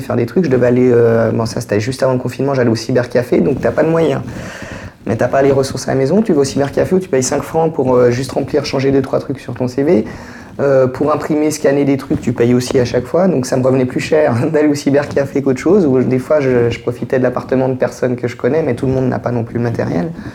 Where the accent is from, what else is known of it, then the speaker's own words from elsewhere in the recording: Geneva, Switzerland; je suis de Genève, je suis né à Genève, j'ai 40 ans